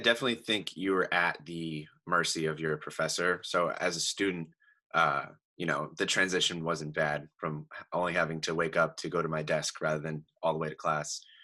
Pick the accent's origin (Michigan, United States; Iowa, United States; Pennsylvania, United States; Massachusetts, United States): Pennsylvania, United States; Easton; I am from Easton, Pennsylvania